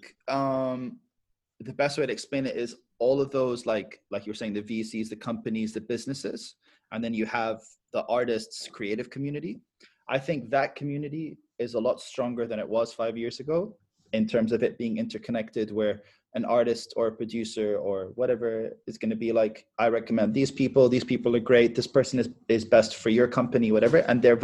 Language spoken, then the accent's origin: English; Michigan, United States; also born or lived in Dubai, United Arab Emirates; It's just like, I'm from Michigan. That's it. I lived in Dubai, but I'm from Michigan.